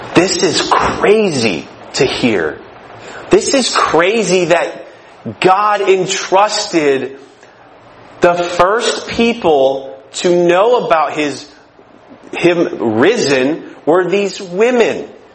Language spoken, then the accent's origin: English; Michigan, United States; I'm from Michigan